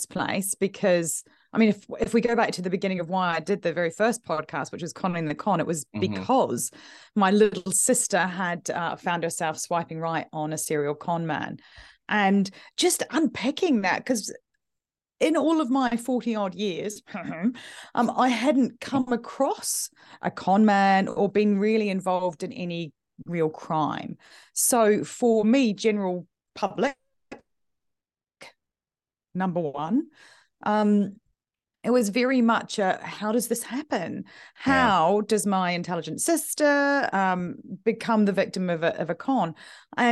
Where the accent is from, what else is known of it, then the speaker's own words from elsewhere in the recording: New Zealand; now in United Kingdom; I'm originally from New Zealand